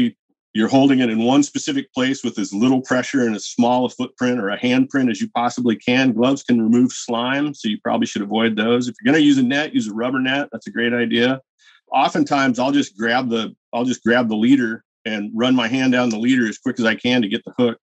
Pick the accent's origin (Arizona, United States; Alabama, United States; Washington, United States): Washington, United States; I grew up in Washington State killing hatchery fish